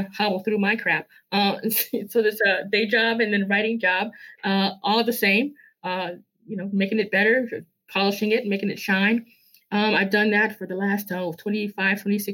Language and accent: English; Chicago, Illinois, United States; I'm born here, raised here, work here, live here. This is my town